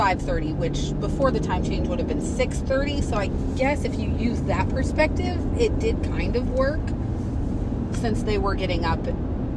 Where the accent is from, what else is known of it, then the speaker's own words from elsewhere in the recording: West Virginia, United States; moved away as an adult; also born or lived in Ohio; now in Maine, United States; I am from West Virginia, so we moved here in 2020